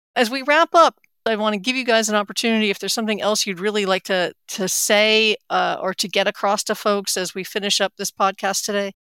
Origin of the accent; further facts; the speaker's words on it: Atlanta, Georgia, United States; from right here in Atlanta, my hometown